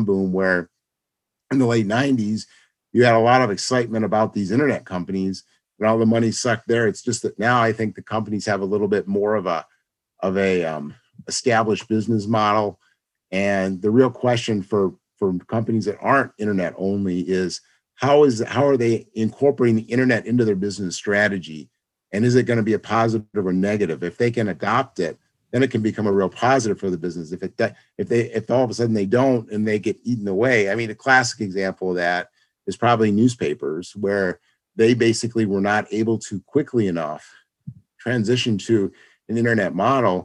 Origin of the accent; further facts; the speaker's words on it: Rochester, New York, United States; moved away as an adult; also born or lived in California; I'm originally from Rochester, moved back here